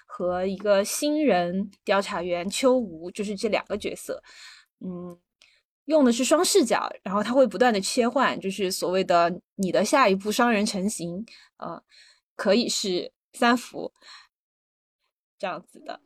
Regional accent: Sichuan, China; 因为就是我也是四川人嘛

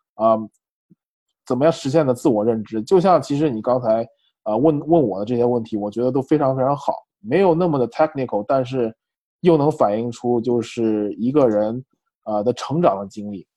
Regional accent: China; moved away as an adult; also born or lived in San Francisco; now in United States; 我那个时候也有很多中国人的通病

